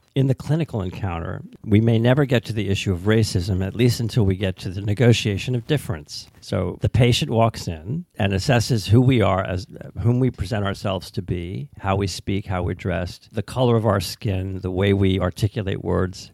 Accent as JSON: {"language": "English", "country": "United States", "said": "as an American"}